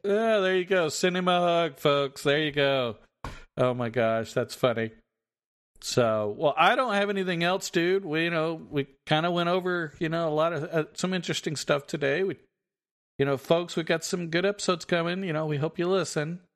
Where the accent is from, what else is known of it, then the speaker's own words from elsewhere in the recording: Texas, United States; we're from Texas